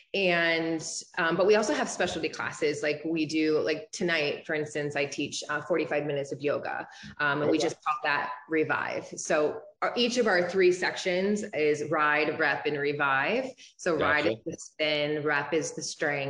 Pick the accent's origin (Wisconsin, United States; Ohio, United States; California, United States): Ohio, United States; Toledo; moved away as an adult; now in Ann Arbor, United States; I'm originally from Toledo, Ohio.